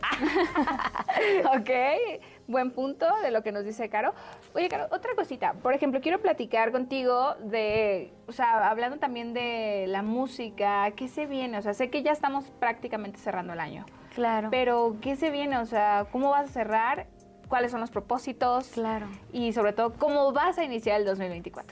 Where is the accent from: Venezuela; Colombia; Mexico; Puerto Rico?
Mexico; Guadalajara, Jalisco; now in Mexico City, Mexico; yo era de Guadalajara, me vine para acá